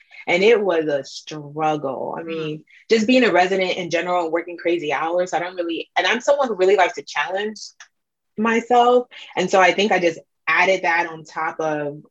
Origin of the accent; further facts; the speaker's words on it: Nigeria; I'm Nigerian